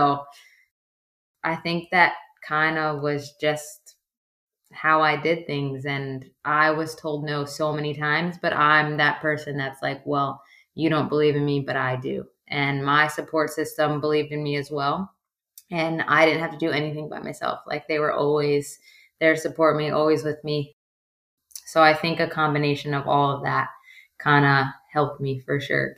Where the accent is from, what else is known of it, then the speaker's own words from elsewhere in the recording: Metuchen, New Jersey, United States; Well, Metuchen's a tiny, tiny, tiny town. So, like, I grew up on a dead-end street.